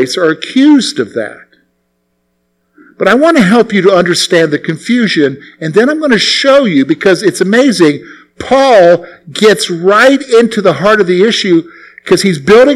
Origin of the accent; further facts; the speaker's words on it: South Carolina, United States; as a boy growing up in the Carolinas, primarily in South Carolina